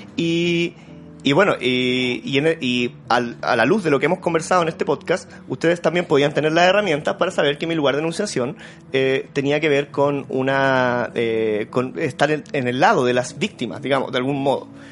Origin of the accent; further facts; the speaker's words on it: Santiago, Santiago Metropolitan Region, Chile; yo soy de la Vía Francia